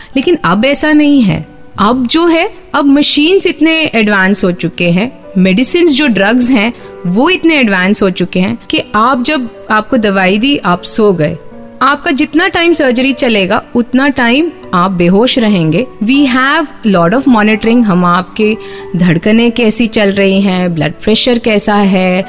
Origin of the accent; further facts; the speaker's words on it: Mumbai, Maharashtra, India; moved away as an adult; also born or lived in United Kingdom; now in Ahmedabad, India; मैं मुंबई से हूँ शादी के बाद आई वेंट टू यूके